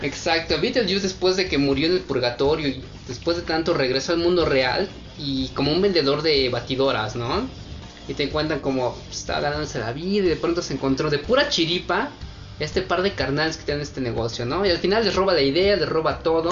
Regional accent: Mexico; siendo mexicanos

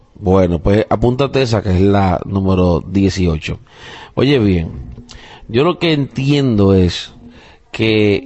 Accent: Puerto Rico; now in United States; Yo soy puertorriqueño. pero o sea, no nacido aquí en los Estados Unidos, he nacido y criado en Puerto Rico

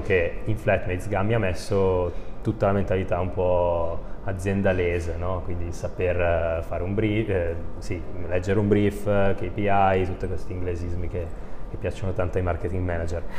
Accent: Brescia, Lombardy, Italy; io sono bresciano

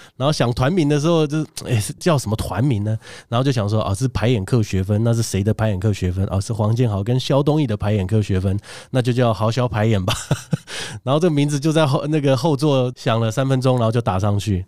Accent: Taiwan; 是因为我们台湾人在学习这个艺术的过程中哦

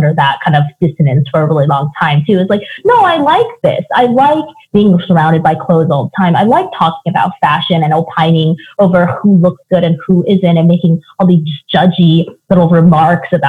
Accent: Seattle, Washington, United States; moved away; I grew up in Seattle

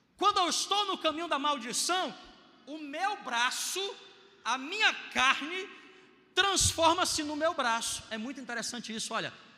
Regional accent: Brazil; eu sou brasileiro

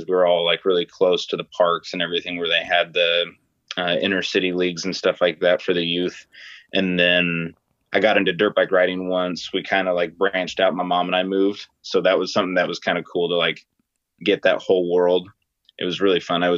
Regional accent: San Jose, California, United States; moved away as an adult; also born or lived in Sacramento, California; now in Oregon, United States; I was born in San Jose, and I lived there in the Bay Area in the southern parts and more of the eastern part of the Bay Area in California until I was about 9 or 10.

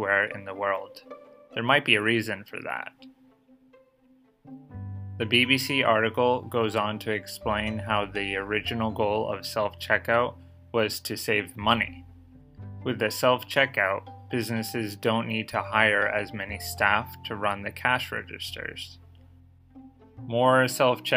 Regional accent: Boston suburbs, Massachusetts, United States; moved away as an adult; now in Tokyo, Japan; not in the suburban areas like my hometown

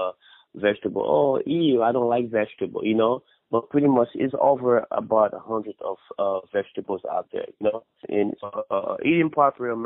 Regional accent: Haiti; also born or lived in Dominican Republic; now in United States; I was born in Dominican Republic, but I was raised in Haiti. Haiti is my hometown, you know, that's what I know pretty much. So, yeah, I'm Haitian.

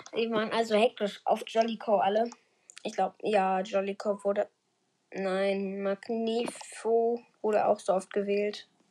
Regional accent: Germany; ich komme halt aus Deutschland

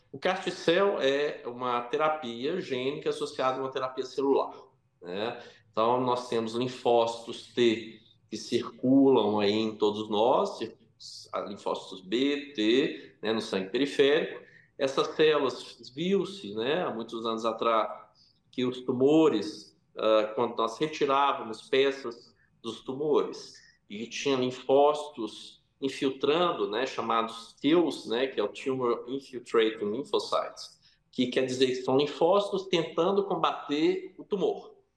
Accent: Brazil; moved away as an adult; also born or lived in France / Oxford, England

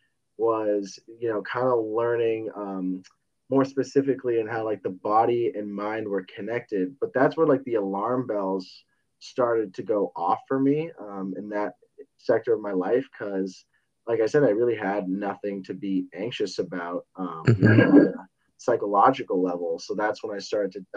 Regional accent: Westborough, Massachusetts, United States; also born or lived in Rhode Island; I'm from Boston, Massachusetts, a little town, Westboro, probably like 30 minutes away.

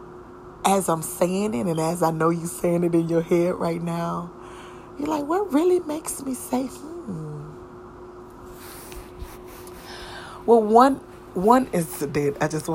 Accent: the South, United States; I was from the South

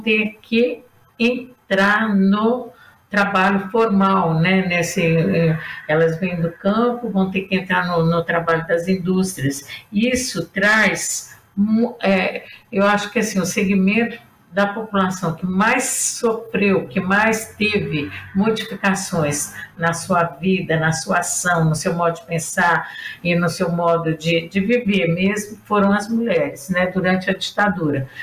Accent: Brazil; nós que somos brasileiras

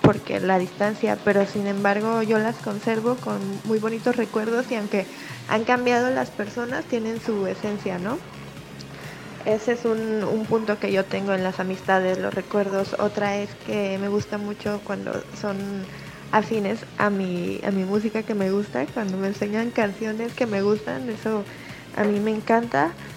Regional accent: Manzanillo, Colima, Mexico; soy de Manzanillo, Colima

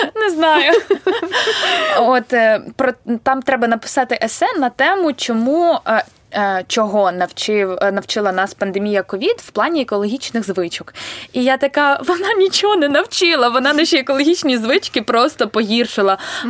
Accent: Vinnytsia, Vinnytsia Oblast, Ukraine; я вінничанка і тут народилася

